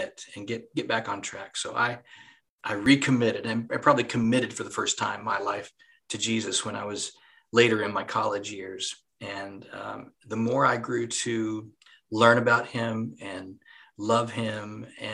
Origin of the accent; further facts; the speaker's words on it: Chattaroy, West Virginia, United States; moved away as an adult; also born or lived in Huntington, West Virginia; now in Nashville, United States; I grew up in Southern West Virginia, a little area called Chatteroy